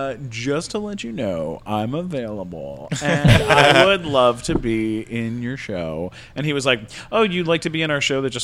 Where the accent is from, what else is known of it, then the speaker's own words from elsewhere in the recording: Canada; I am a Canadian.